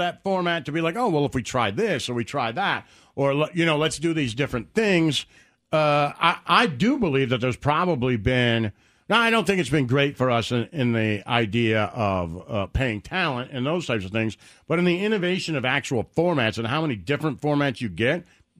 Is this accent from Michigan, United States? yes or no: yes; Detroit, Michigan, United States; When I was growing up in Detroit